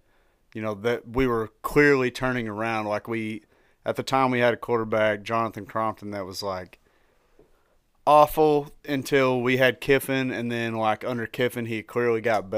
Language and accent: English; Tennessee, United States; I am from Tennessee.